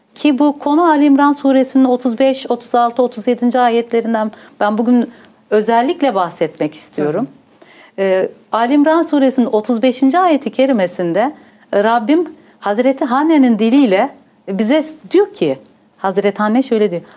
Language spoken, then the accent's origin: Turkish; Northern Bavaria, Germany; born or raised there; also born or lived in Gaziantep, Turkey / Hof, Germany